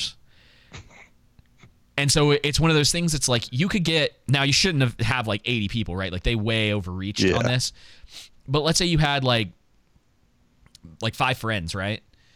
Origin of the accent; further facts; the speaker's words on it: Atlanta, Georgia, United States; growing up in Atlanta